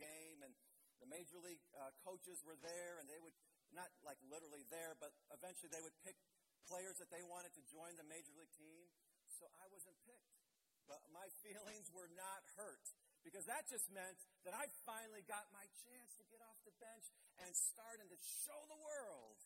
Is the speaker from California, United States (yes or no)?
no; Blue Island, Illinois, United States; my church that I grew up in Blue Island, Illinois